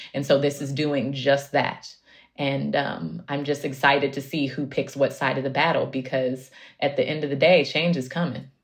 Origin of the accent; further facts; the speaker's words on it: Oakland, California, United States; also born or lived in Central Valley; I grew up in Oakland